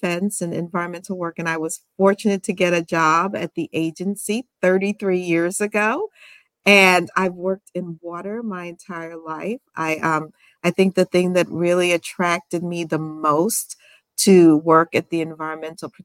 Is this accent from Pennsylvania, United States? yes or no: no; Albany, New York, United States; also born or lived in Guyana / Washington, D.C.; born in Guyana, South America, and immigrated to the States when I was very young. Grew up in Albany, New York